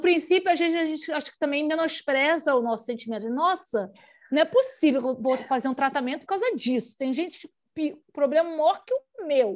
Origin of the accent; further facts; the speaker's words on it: Rio de Janeiro, Brazil; moved away; eu e a Aline somos do Rio de Janeiro